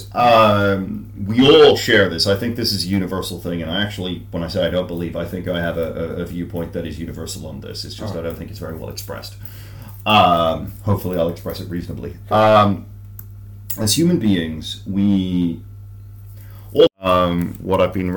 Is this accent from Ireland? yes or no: yes; Ireland; I write like an Irish person writing in English